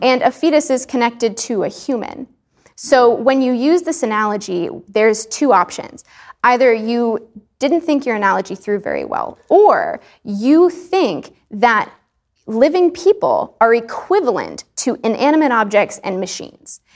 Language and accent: English; Texas, United States; I grew up in Texas